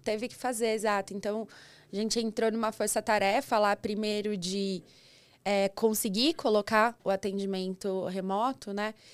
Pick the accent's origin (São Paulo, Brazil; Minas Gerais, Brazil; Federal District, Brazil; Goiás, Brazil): São Paulo, Brazil; São Roque; moved away as an adult; also born or lived in ABC Paulista, São Paulo; eu sou do interior de São Paulo, não tão interior assim, sou de São Roque